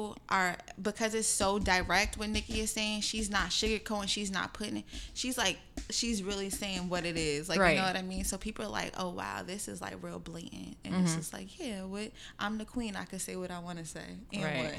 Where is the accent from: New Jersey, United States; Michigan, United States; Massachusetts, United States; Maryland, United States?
New Jersey, United States; I'm from Jersey, so they played like Jersey club music back when I was like younger.